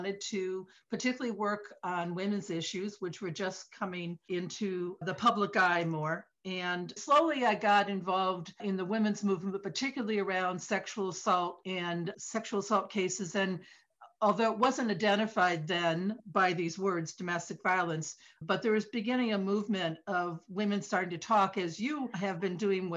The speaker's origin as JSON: {"language": "English", "town": "Detroit", "region": "Michigan", "country": "United States", "tie": "born or raised there", "moved": "yes", "lives_now": "East Coast, United States", "said": "I grew up in Detroit in the Midwest"}